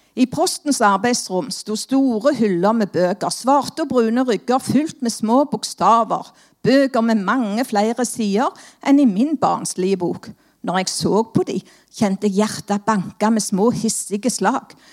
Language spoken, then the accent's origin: Norwegian; Stavanger, Rogaland, Norway; Som dere hører, så er jeg jo fra Stavanger